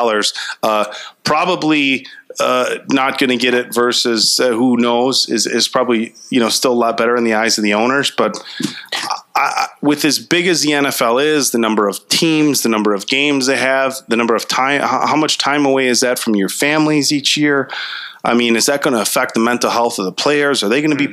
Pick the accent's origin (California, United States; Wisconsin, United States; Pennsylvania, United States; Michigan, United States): Wisconsin, United States; Little Chute; I grew up in Little Chute